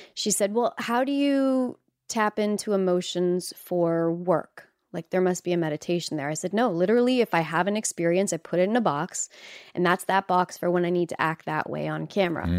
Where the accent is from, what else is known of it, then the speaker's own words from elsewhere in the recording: Canada; moved away as an adult; now in Los Angeles, United States; as a Canadian, uh, living in Los Angeles